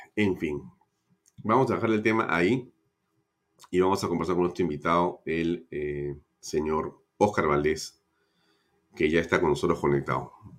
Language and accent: Spanish; Peru